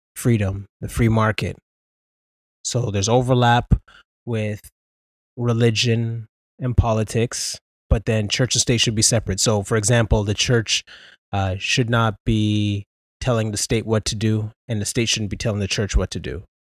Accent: Canada; also born or lived in Ontario; We're Canadian

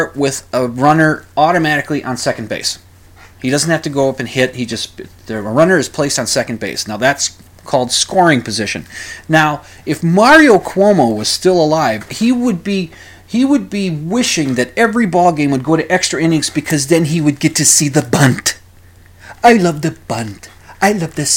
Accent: United States; I'm an American

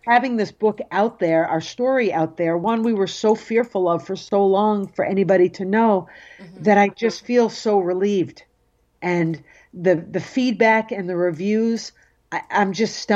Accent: Cape Cod, Massachusetts, United States; growing up on Cape Cod, I was also fearful of people knowing I was Jewish.

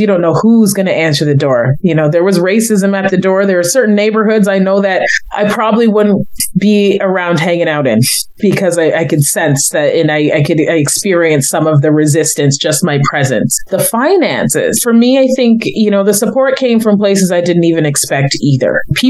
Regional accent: Kitchener, Ontario, Canada; also born or lived in Toronto; growing up in Kitchener-Waterloo

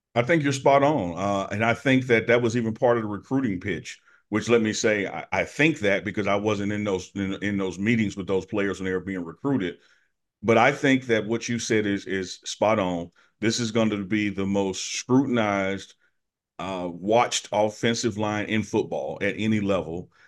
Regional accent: Jackson, Mississippi, United States; moved away as an adult; now in Boulder, United States; my hometown, Jackson, my school, Jackson State

